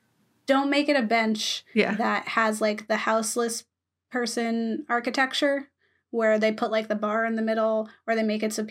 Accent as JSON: {"language": "English", "region": "Florida", "country": "United States", "tie": "born or raised there", "said": "Again, I'm from Florida. I like grew I up hate on the beach. Beach. But yes. Grew up on the beach."}